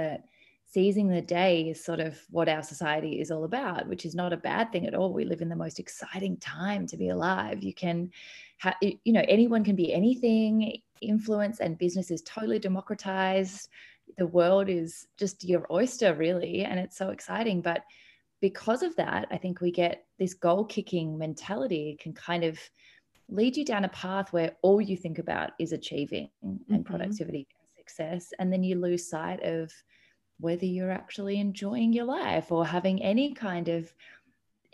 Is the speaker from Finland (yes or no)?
no; Melbourne, Victoria, Australia; I am from Melbourne, Australia, which is where I am now